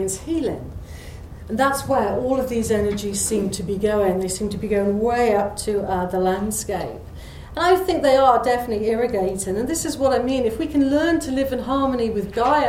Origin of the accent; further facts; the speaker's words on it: Marlborough, South West England, United Kingdom; my hometown of Marlborough